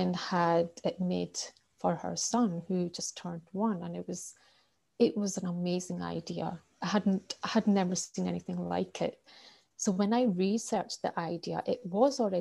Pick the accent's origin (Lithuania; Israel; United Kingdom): United Kingdom; Scotland; I'm from Scotland